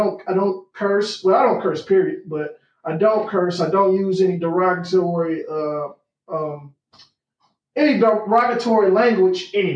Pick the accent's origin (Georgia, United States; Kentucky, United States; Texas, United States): Georgia, United States; Atlanta; I grew up in Atlanta, Georgia